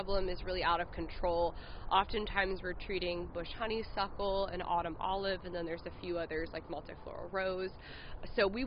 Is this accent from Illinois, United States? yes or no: no; Indiana, United States; also born or lived in New Mexico / Pennsylvania; I was born in New Mexico and I lived in Pennsylvania, and I spent actually most of my childhood and growing up in Indiana